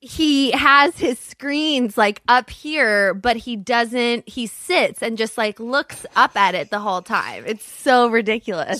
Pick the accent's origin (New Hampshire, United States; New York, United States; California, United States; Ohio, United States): California, United States; Los Angeles; I grew up in Brentwood.